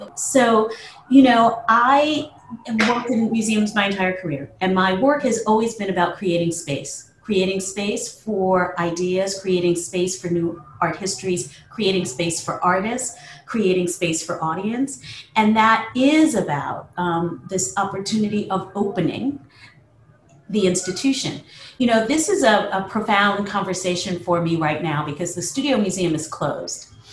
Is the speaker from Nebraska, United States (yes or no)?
no; New York City, New York, United States; I grew up here in New York City